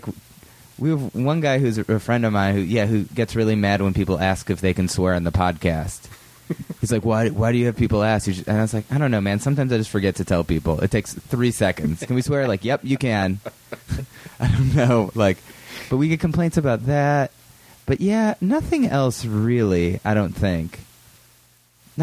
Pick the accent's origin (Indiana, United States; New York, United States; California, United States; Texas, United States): New York, United States; I'm a New Yorker. I've been in L.A. this week